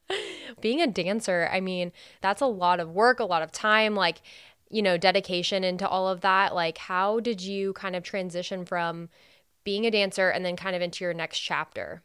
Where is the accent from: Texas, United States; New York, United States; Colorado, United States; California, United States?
California, United States; moved away; I'm from California